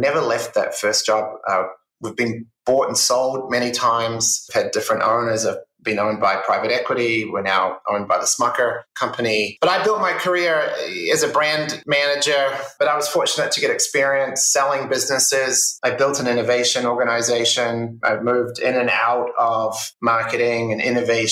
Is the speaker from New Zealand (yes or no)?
yes; New Zealand; moved away as an adult; now in United States; I grew up in New Zealand, it's a small country, 5 million people